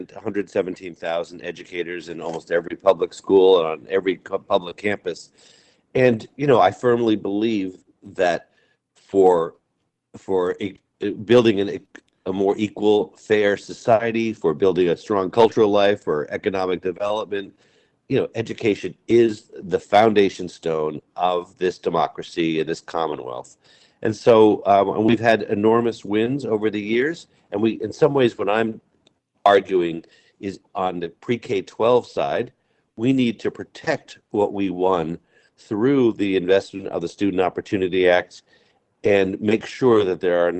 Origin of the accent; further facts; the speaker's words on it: Amherst, Massachusetts, United States; in my own town where I grew up here in Amherst, where my kids went to school, where I went to school